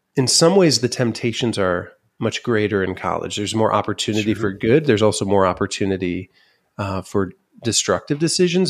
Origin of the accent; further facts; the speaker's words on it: Van Wert, Ohio, United States; my dad was in the insurance business